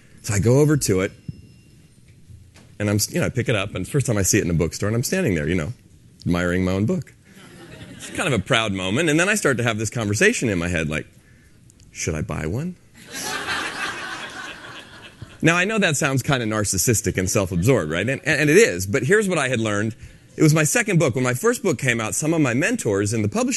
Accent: San Francisco, California, United States; I'm from San Francisco

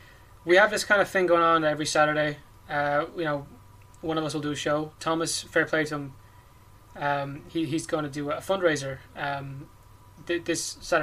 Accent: Ireland; I'm Irish.

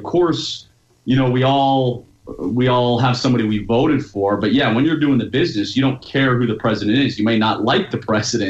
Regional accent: United States; moved away as an adult; now in Utah, United States; So I was born and raised just outside of Washington, D.C.

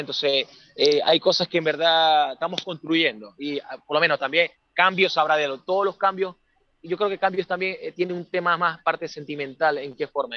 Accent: Venezuela; moved away as an adult; now in Santiago, Chile; yo soy de nacionalidad venezolana

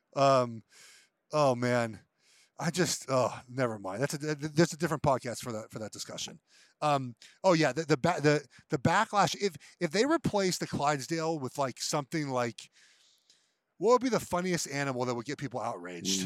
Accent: Los Angeles, California, United States; now in Charlotte, United States; I grew up in Los Angeles

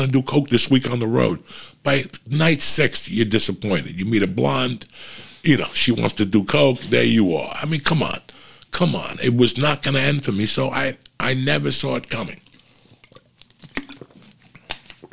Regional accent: North Bergen, New Jersey, United States; moved away as an adult; also born or lived in Cuba; now in Los Angeles, United States; I come from North Bergen, New Jersey

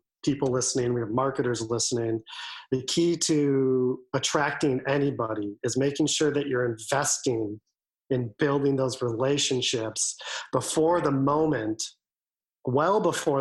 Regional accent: Wisconsin, United States; now in Washington, D.C., United States; I'm originally from Wisconsin and love Wisconsin

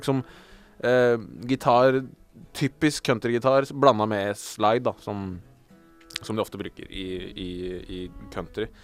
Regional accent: Geilo, Buskerud, Norway; Jeg er fra Geilo.

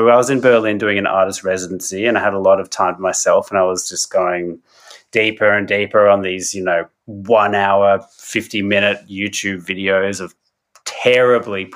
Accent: Australia; I'm an artist from Australia

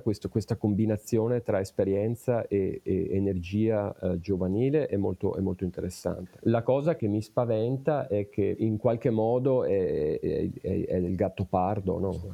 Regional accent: province of Vicenza, Veneto, Italy; moved away as an adult; now in Pittsburgh, United States; io sono originario della provincia di Vicenza

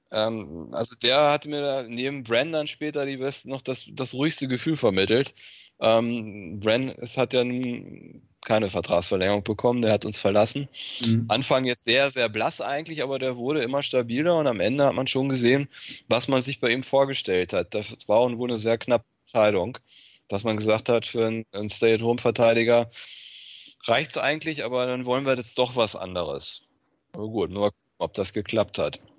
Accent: Germany; Und, und, ich bin auch Deutscher, ist kein Grund, mich zu verpflichten.

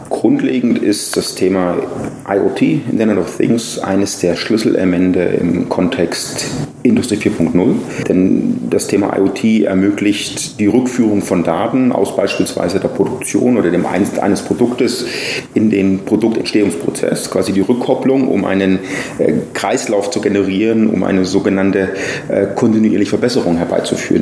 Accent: near Nuremberg-Erlangen, Bavaria, Germany; moved away as an adult; now in Taipei, Taiwan; ich bin aufgewachsen in der Nähe von Nürnberg-Erlangen

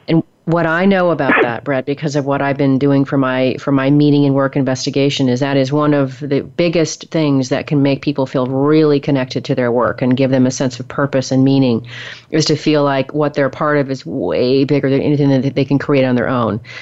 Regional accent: the Northwest, Pacific Northwest, United States; moved away as an adult; now in Texas, United States; I've only been in Texas for 15 years. I'm from the Northwest originally

